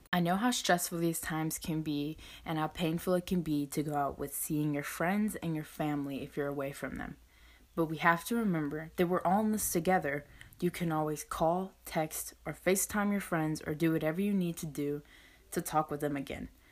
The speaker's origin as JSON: {"language": "English", "region": "Northwest Florida", "country": "United States", "said": "I'm from Northwest Florida, and I'm currently a high school student."}